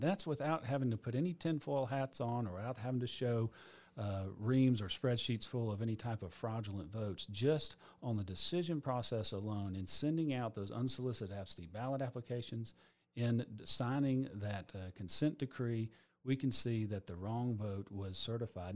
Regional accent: Atlanta, Georgia, United States; also born or lived in Gainesville, Georgia; I know my family is six generations Atlanta. So I was born in Atlanta.

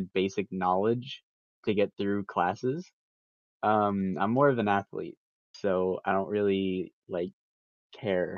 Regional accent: Michigan, United States; I am 16 years old. I'm from Michigan

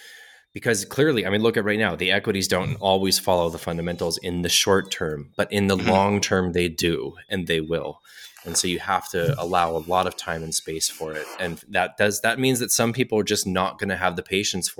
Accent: United States; being an American and living in the United States

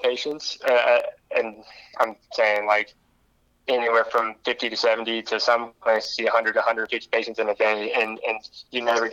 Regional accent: Richmond, Missouri, United States; also born or lived in Las Vegas; I grew up in Richmond, played sports all through Richmond

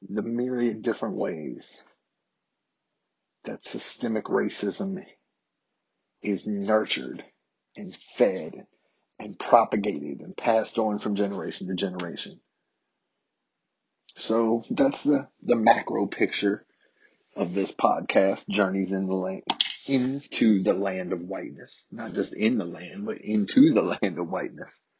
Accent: the South, United States; as a white adult male born and raised in the South about my experiences with being socialized into a world that's dominated by white supremacy and dominated by systemic racism.

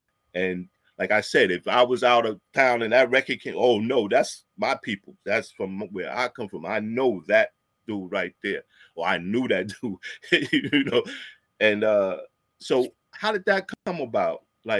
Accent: New York City, New York, United States; born or raised there

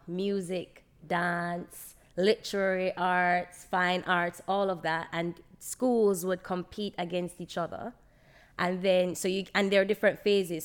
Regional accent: Jamaica; I was raised in Jamaica

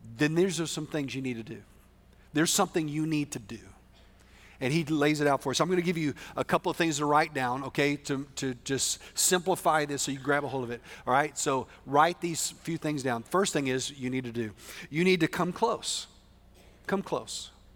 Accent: West Texas, United States; I'm from West Texas, which is very different

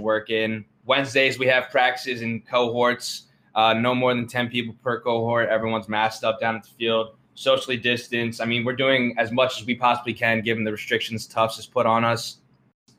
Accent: New Jersey, United States; I'm from New Jersey

